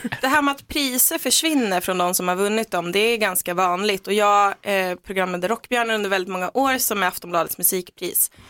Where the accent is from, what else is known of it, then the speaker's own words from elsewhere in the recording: Söderhamn, Gävleborg County, Sweden; i Söderhamn där jag kommer ifrån